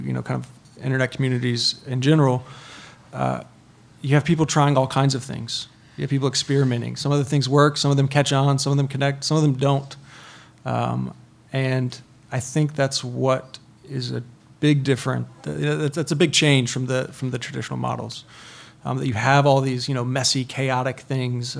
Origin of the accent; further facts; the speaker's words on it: North Carolina, United States; I'm from North Carolina